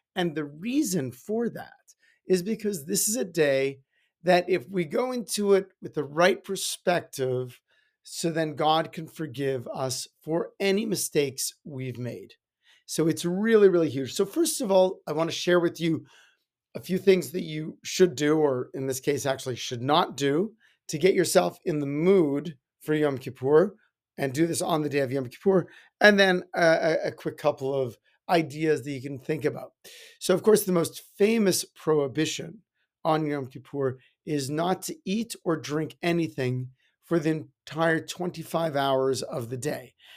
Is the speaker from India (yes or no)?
no; Edmonton, Alberta, Canada; When I was growing up in Edmonton